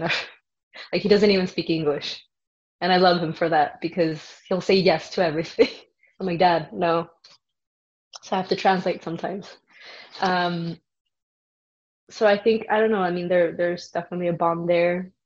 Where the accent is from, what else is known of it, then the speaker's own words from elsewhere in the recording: El Paso, Texas, United States; moved away as an adult; also born or lived in Vancouver; I was born in El Paso, Texas